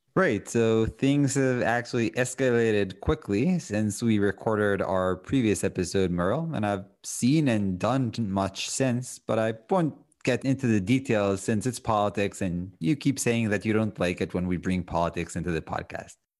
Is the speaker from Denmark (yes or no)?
no; Israel; moved away as an adult; now in United States; when I grew up in Israel, I always had dogs